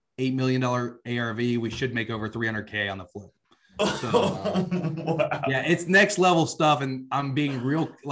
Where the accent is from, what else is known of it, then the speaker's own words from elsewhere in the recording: South Georgia, United States; also born or lived in suburbs of Atlanta, Georgia; I grew up in South Georgia, you know, a super country area.